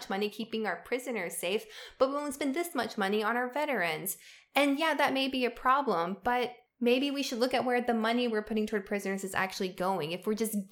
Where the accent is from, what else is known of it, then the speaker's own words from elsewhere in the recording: Southern United States, Tennessee, United States; I love the South. I love being a Southerner. Tennessee has such a huge place in my heart